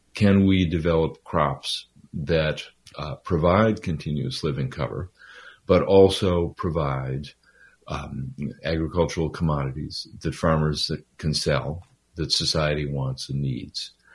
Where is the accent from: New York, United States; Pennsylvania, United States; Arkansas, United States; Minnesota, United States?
Minnesota, United States; I'm from Minnesota originally.